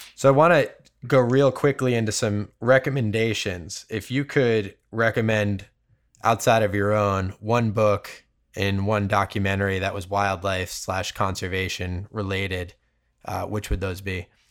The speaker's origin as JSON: {"language": "English", "area": "Cape Cod", "region": "Massachusetts", "country": "United States", "tie": "born or raised there", "moved": "yes", "lives_now": "California, United States", "said": "I grew up on Cape Cod in Massachusetts"}